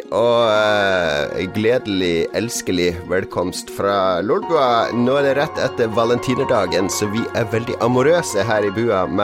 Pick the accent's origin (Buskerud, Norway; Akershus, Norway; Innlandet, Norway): Innlandet, Norway; Elverum; now in Hamar, Norway; jeg er opprinnelig fra Elverum, så ikke lange stykker